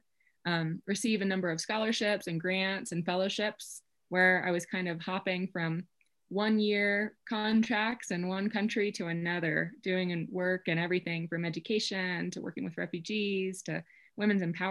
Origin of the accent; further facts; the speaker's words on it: Kentucky, United States; moved away as an adult; now in Colorado, United States; I'm from Kentucky, so I think That's just how I learned to say it. I grew up in the Appalachian Mountains